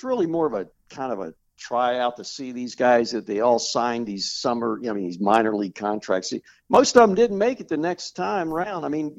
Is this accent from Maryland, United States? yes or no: yes; Baltimore, Maryland, United States; I'm from Baltimore. I don't think I live that far from you.